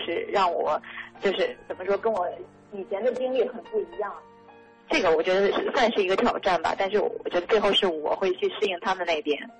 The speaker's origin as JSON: {"language": "Chinese", "country": "China", "said": "我们中国人也是重传统文化的"}